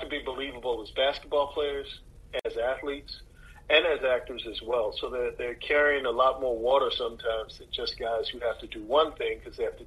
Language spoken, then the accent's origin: English; Maryland, United States; I'm from Maryland, and I can tell Maryland accents